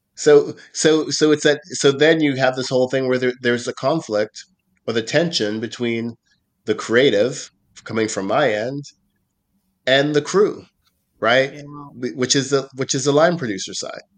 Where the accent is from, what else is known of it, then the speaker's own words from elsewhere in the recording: Nova Scotia, Canada; when I was growing up in Nova Scotia